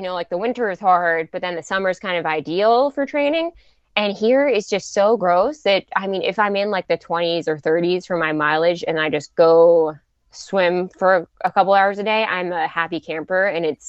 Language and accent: English; Pittsburgh, Pennsylvania, United States; you know, I'm from Pittsburgh, so I had that May 1st